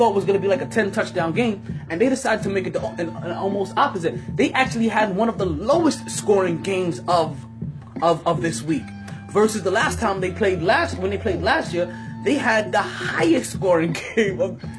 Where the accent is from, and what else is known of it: New York City, New York, United States; born or raised there